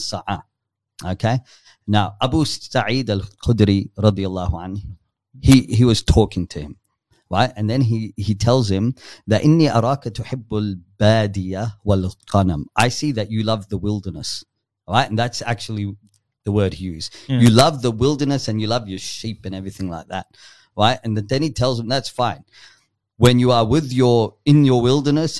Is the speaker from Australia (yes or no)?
yes; Yass, New South Wales, Australia; I was raised up in Yass, if you know where Yass is, just tiny little town in between